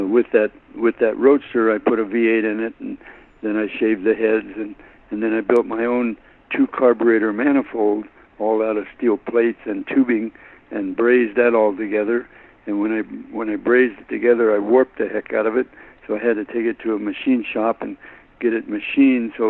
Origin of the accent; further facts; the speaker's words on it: Modesto, California, United States; also born or lived in Springfield, Missouri; my family moved to Modesto, California, when I was about a year and a half old. So I was raised in Modesto